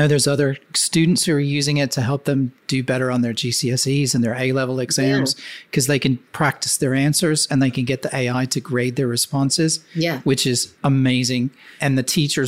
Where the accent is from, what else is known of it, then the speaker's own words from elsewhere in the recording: Memphis, Tennessee, United States; I come from the South. I'm from Memphis. I'm in sort of, that's deep South in America